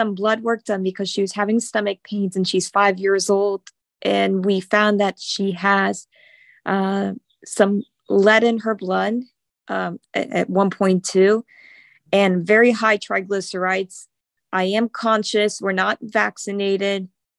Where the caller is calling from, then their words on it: Davie, Florida, United States; I'm from Davie, Florida.